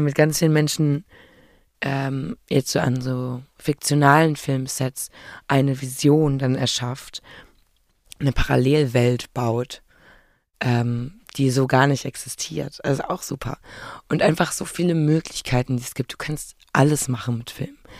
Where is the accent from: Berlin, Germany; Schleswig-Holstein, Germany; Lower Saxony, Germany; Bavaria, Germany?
Berlin, Germany; ich bin ja in Berlin äh, geboren und aufgewachsen